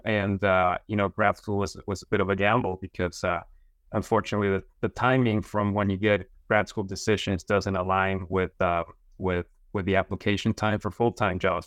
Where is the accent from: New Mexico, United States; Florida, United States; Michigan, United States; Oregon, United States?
New Mexico, United States; Las Cruces; moved away as an adult; also born or lived in upstate New York; I'm from Las Cruces in New Mexico.